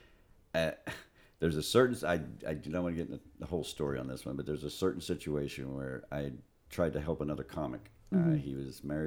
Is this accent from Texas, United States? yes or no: yes; Texas, United States; moved away; I was from Texas